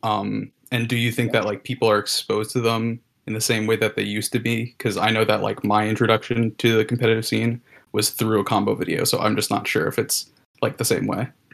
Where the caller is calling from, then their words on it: New Jersey, United States; I'm calling in from Jersey